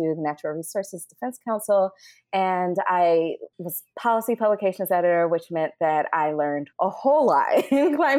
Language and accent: English; Birmingham, Alabama, United States; also born or lived in Talladega, Alabama / Port Gibson, Mississippi; now in New York, United States; I was born in Talladega, Alabama, grew up in Birmingham, Alabama, and also in Port Gibson, Mississippi